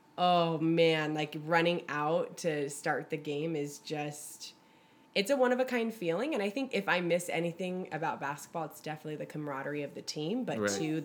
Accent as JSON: {"language": "English", "area": "Bay Area", "region": "California", "country": "United States", "tie": "born or raised there", "said": "I am from the Bay Area and I used to cheerlead at the Warriors games when I was like 7."}